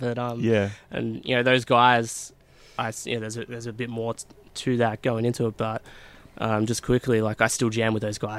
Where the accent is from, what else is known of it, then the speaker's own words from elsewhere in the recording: Melton, Victoria, Australia; I was born and bred in Melton, and, fast forward, 29 years, I'm still in Melton.